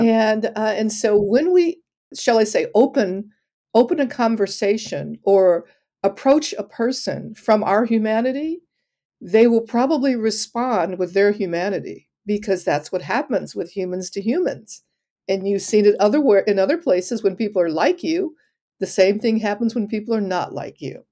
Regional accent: Detroit, Michigan, United States; I grew up in Detroit

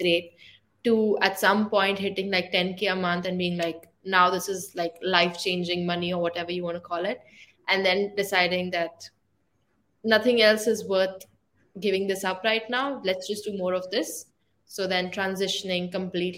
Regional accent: India; moved away as an adult; also born or lived in Ireland; I'm from India

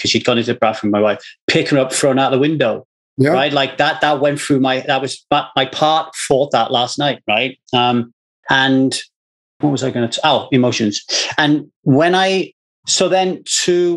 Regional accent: Ogmore Vale, Wales, United Kingdom; now in Los Angeles, United States; I'm in LA now, but I grew up in Ogmore Vale

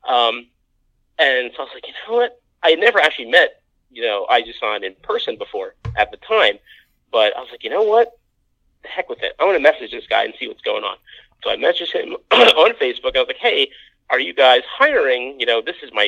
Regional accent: New Jersey, United States; first language English; moved away as an adult; also born or lived in Osaka, Japan; now in Chiba, Japan; I'm born and bred Jersey boy

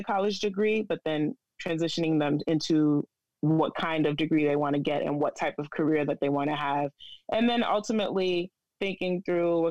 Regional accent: Boston, Massachusetts, United States; now in New York City, United States; I'm Boston raised and living in New York City

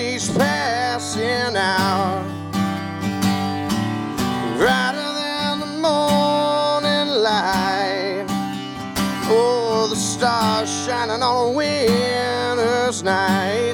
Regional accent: Chattanooga, Tennessee, United States; accent: a little bit of a southern accent; also born or lived in Taunton, Massachusetts; I'm from Chattanooga. However, I was born in Taunton, Massachusetts, which is about an hour south of Boston. Family moved down here when I was 2.

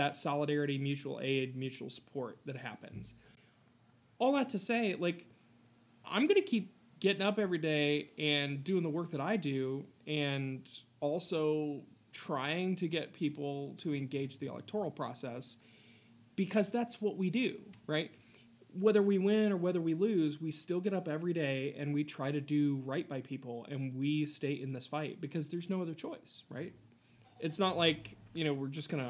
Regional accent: Appalachia, United States; also born or lived in Ross County, Ohio; I am an Appalachian first and a Democrat second.

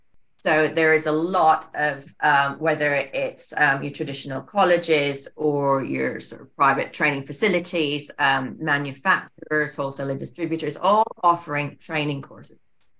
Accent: Canada; also born or lived in Singapore / Scotland; I was born there and then went back to Scotland, and then father's family's from Canada, so we went back to Canada for 14 years.

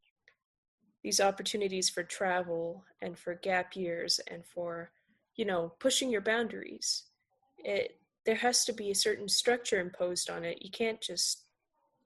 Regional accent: Canada; I, who was born and raised in Canada

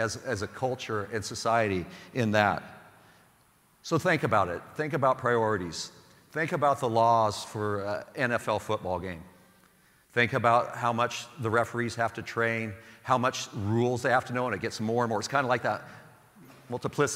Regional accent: Sublimity, Oregon, United States; I grew up in Sublimity, Oregon

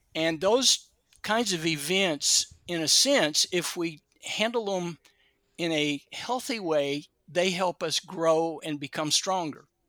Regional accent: Kentucky, United States; now in California, United States; I grew up in Kentucky and didn't come to California until about 1972

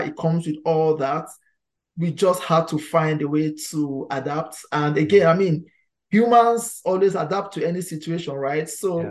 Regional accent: Nigeria; moved away as an adult; now in Halifax, Canada; I'm originally from Nigeria. That's my home country.

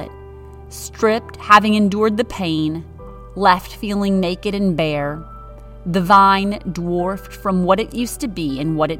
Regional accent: Wisconsin, United States; I'm from Wisconsin with trees, not vines

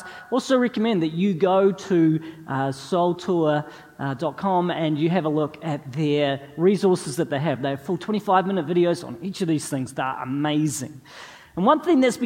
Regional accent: New Zealand; moved away as an adult; also born or lived in North East England; us as New Zealanders

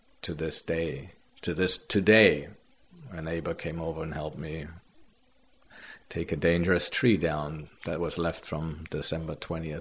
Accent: Germany; moved away as an adult; now in Pender Island, Canada; I grew up in Germany. I was born in 56

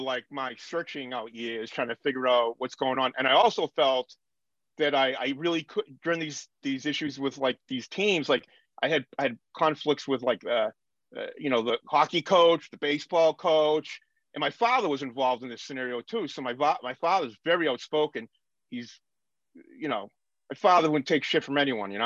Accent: Lynn, Massachusetts, United States; I grew up in Lynn, Mass, which is a very working class union kind of town

